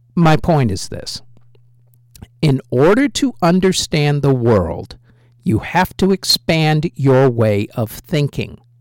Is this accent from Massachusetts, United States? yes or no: yes; Western Massachusetts, United States; also born or lived in Lincoln, England; Once he was out of the military, we settled in Western Massachusetts.